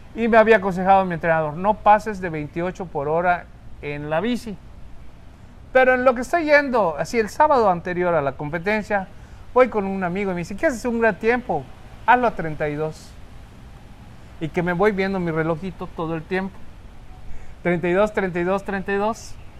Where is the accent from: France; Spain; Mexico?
Mexico; Cozumel, Quintana Roo; los que somos de Cozumel